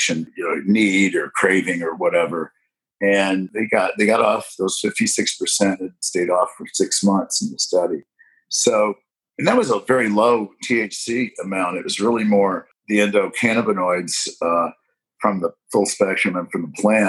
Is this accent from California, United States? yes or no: no; Indiana, United States; Indiana, my home state